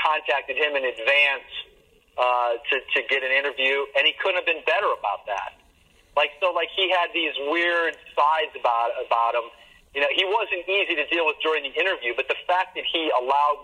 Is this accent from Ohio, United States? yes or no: no; Chicago, Illinois, United States; also born or lived in Indiana; I grew up in Chicago